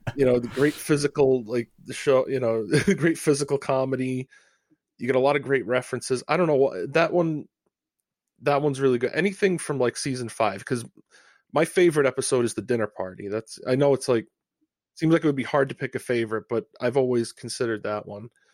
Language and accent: English; Rhode Island, United States; I'm from Rhode Island.